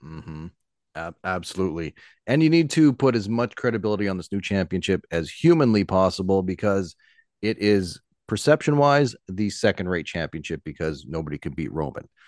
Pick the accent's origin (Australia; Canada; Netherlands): Canada; as a Canadian